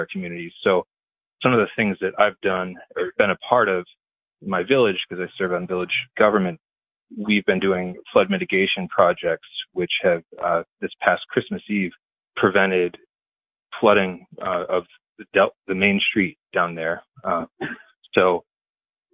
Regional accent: Walton, New York, United States; my hometown of Walton, New York

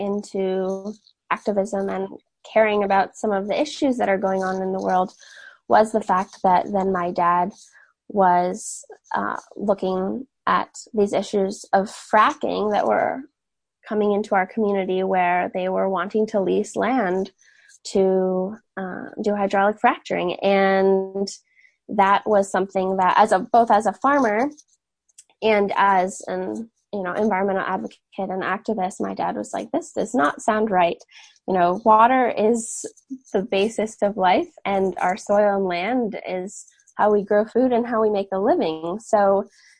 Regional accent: Catskill Mountains, upstate New York, United States; born or raised there

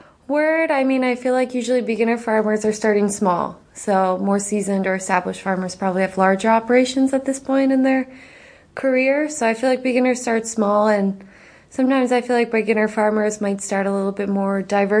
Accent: Pennsylvania, United States; I'm originally from Pennsylvania, but I've lived a lot of places in between, so I don't usually say Pennsylvania anymore.

